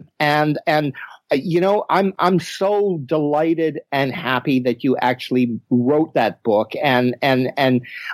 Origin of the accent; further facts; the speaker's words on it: Winnipeg, Manitoba, Canada; moved away as an adult; I was born and raised in Winnipeg